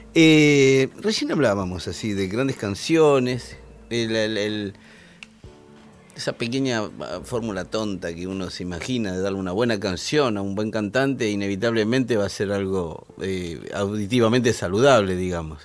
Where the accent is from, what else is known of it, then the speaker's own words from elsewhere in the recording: Argentina; Donde yo nací, en, Malaber, estaba a seis manzanas de la Casa de Libertad Lamarque